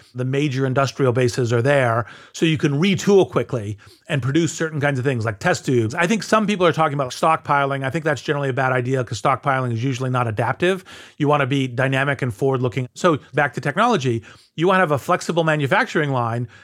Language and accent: English; United States